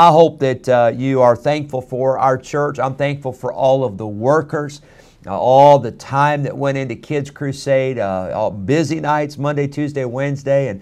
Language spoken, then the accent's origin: English; United States; I'm proud to be an American